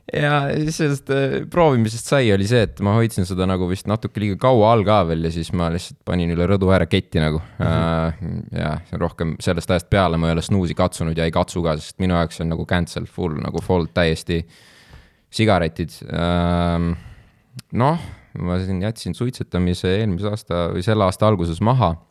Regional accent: Kohila, Rapla County, Estonia

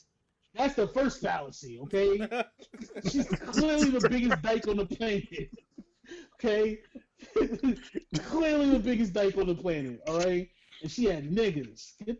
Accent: New York, United States; I'm from New York.

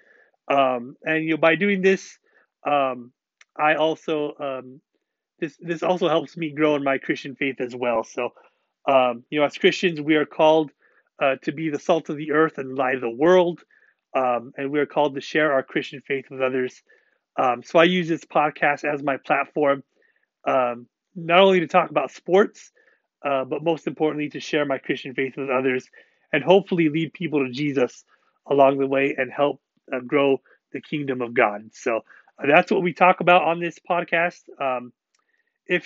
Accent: Washington, United States; I'm from Washington State

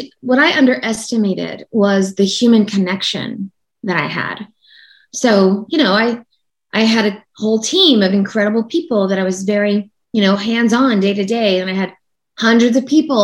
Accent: Oklahoma City, Oklahoma, United States; moved away; I'm from Oklahoma, in Oklahoma City

